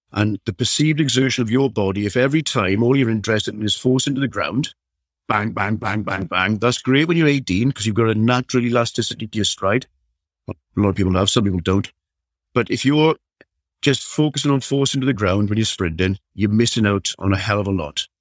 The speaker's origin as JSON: {"language": "English", "region": "South Wales", "country": "United Kingdom", "tie": "born or raised there", "said": "I'm from South Wales, so you, you, you kind of brought up playing rugby or nothing"}